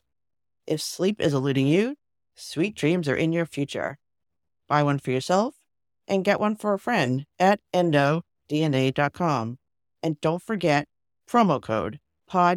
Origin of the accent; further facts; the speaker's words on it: Sharon, Massachusetts, United States; my hometown of Sharon, Massachusetts